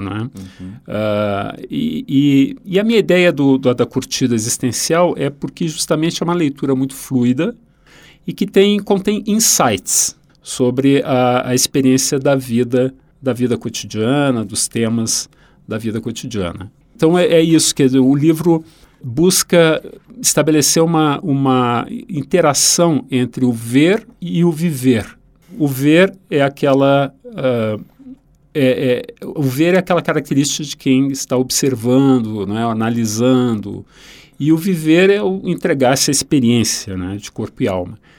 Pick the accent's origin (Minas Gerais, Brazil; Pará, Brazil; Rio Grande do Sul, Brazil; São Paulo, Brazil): Rio Grande do Sul, Brazil; moved away; o Mário Quintana, um autor da minha terra